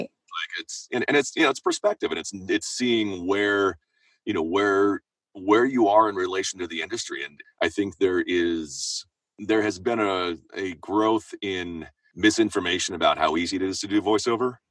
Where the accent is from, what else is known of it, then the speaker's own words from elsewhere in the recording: Seattle, Washington, United States; moved away as an adult; now in Los Angeles, United States; I'm from Seattle, so I was living living up north